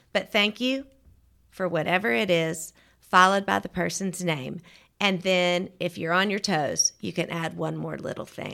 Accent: Georgia, United States; moved away as an adult; also born or lived in Auburn, Alabama / Atlanta, Georgia / Crestline, Alabama; now in Birmingham, United States; I'm from Georgia. I grew up in Georgia

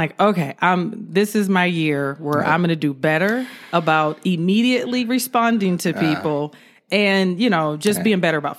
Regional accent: California, United States; also born or lived in Georgia; So basically, I was living in Georgia. That's where I'm originally from California, but I spent a lot of time in Georgia. So that's where I did my high school, college, and first police department years.

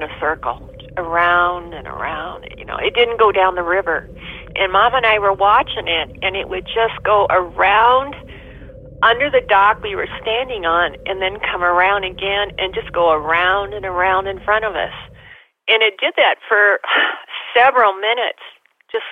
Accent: Nebraska, United States; I'm from Nebraska.

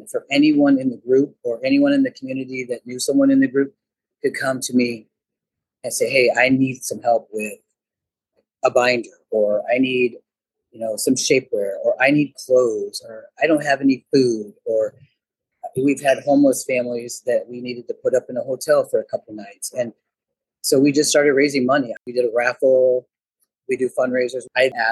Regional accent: Moline, Illinois, United States; moved away as an adult; also born or lived in Davenport, Iowa; I grew up in Moline, Illinois, went to Moline High School, moved to Davenport, Iowa

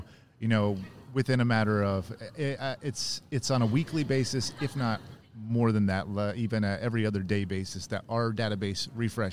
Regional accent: San Diego, California, United States; I'm from San Diego

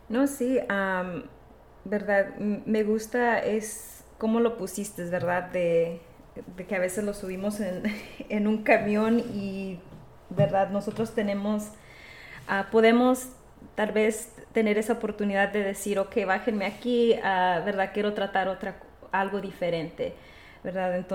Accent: Texas, United States; nosotros dos somos inmigrantes, también somos del sur de Texas, somos latinas, ¿verdad?

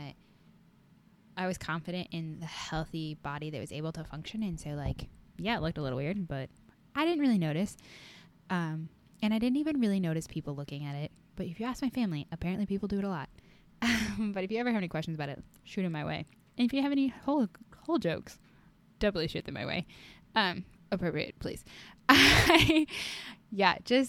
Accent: Iowa, United States; I am from Iowa

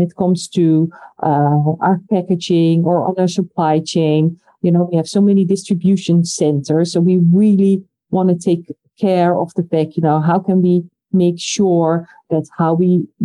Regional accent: Netherlands; I come from the Netherlands

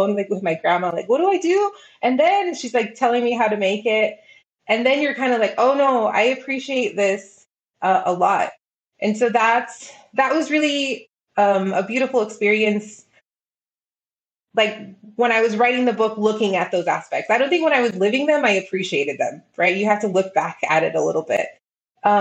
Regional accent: El Paso, Texas, United States; I was very blessed by growing up here.

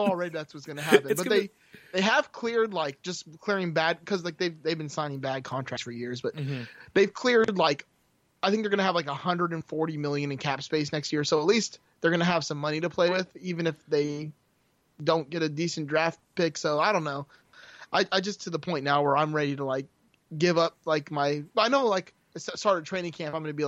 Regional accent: Miami, Florida, United States; I'm from Miami originally, so I'm still live in Florida. I'm just in more northern part of Florida now.

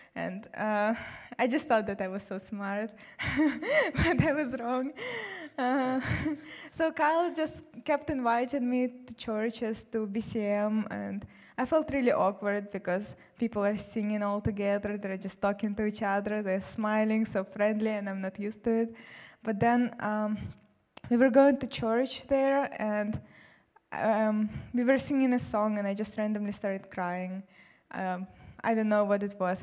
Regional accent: Siberia, Russia; moved away as an adult; also born or lived in South Carolina; now in United States; I'm from Siberia, and um, I came here to study economics

